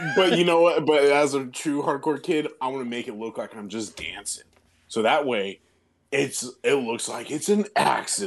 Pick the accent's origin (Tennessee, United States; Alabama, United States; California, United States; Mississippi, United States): California, United States; my hometown in California